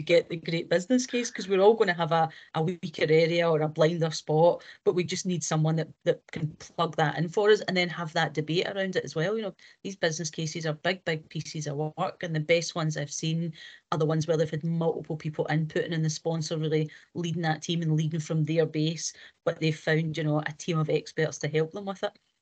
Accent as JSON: {"language": "English", "region": "Scotland", "country": "United Kingdom"}